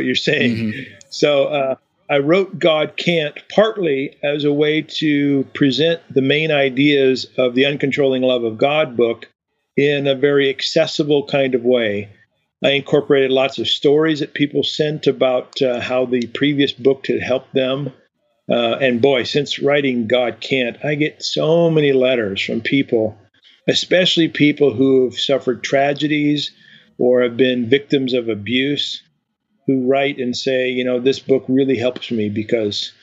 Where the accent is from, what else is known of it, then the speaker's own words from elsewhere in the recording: eastern Washington, United States; My upbringing was in a little town in eastern Washington